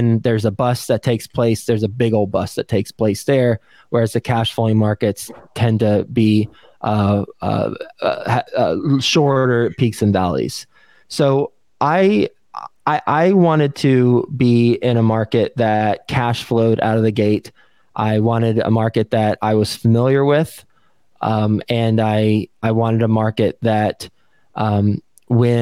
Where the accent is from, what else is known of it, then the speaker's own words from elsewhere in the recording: Texas, United States; moved away as an adult; also born or lived in New York City; I was from Texas. I grew up in Texas